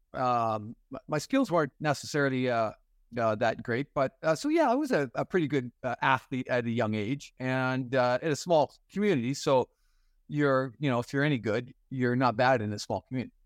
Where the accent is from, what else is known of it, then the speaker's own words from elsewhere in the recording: Fort Frances, Ontario, Canada; moved away as an adult; I was born and raised in Fort Francis, and, uh, it's a small little community, a pulp and paper community, uh, right on the Minnesota border